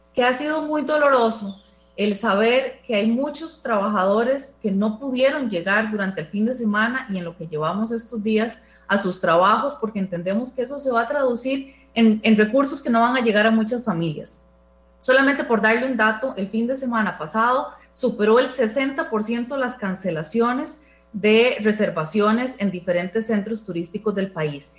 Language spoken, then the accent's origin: Spanish; Costa Rica; son costarricenses como nosotros